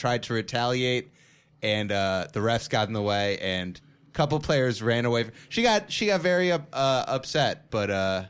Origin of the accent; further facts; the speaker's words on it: Maryland, United States; I'm from Maryland, like, right where he's from.